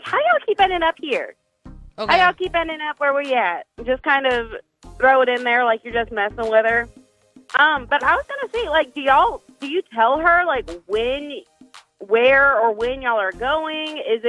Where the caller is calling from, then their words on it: Shreveport, Louisiana, United States; calling from Shreveport.